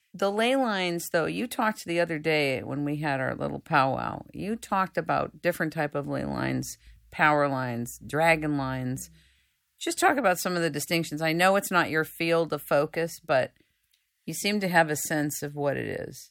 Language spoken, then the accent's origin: English; United States; I'm from the United States